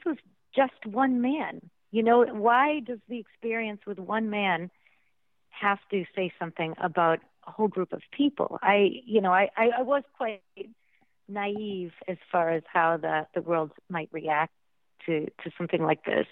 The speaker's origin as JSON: {"language": "English", "region": "Massachusetts", "country": "United States", "tie": "born or raised there", "moved": "yes", "said": "I'm from this Italian American town in Massachusetts. There wasn't much diversity when I was growing up"}